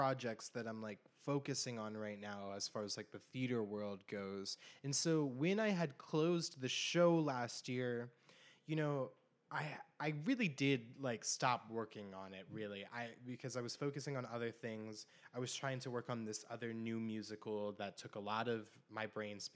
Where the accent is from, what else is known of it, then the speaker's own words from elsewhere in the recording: Bloomsburg, Pennsylvania, United States; moved away; my hometown